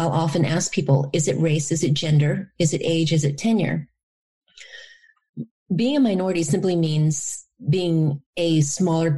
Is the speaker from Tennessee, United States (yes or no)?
no; Louisiana, United States; also born or lived in Da Nang, Vietnam; My experience growing up in the Deep South in Louisiana as a result of being a refugee and then an immigrant